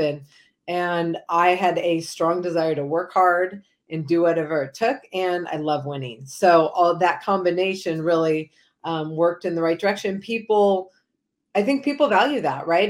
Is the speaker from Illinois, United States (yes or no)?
no; Manhattan Beach, California, United States; growing up in Southern California, volleyball is a big sport